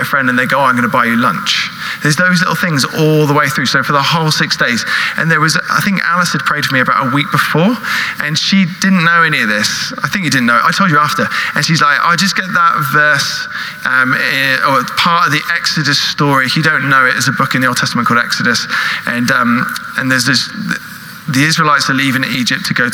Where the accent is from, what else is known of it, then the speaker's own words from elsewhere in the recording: United Kingdom; also born or lived in California; we're British